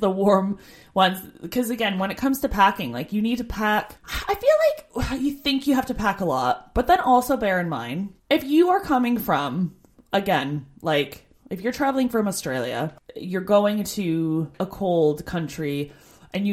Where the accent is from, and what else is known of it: Canada; moved away as an adult